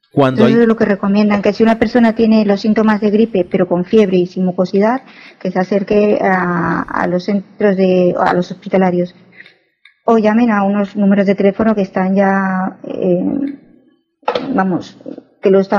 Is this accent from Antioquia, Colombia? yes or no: no; Bucaramanga, Santander, Colombia; yo soy costeña, pero me crié en Santander, en ah. Bucaramanga.